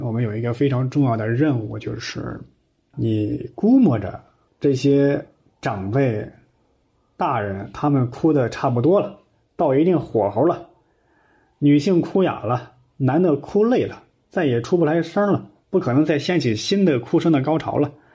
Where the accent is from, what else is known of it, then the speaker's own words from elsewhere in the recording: Henan, China; 我们河南老家呀，还有那个土葬的习惯